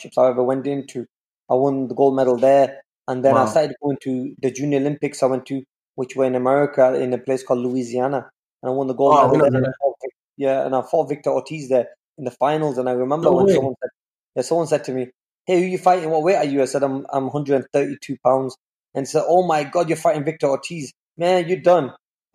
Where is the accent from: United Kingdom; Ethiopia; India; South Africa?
United Kingdom; England; I'm from England